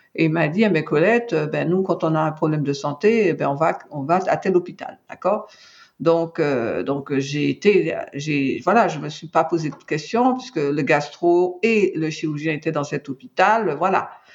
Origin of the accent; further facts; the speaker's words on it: Martinique; je suis originaire de la Martinique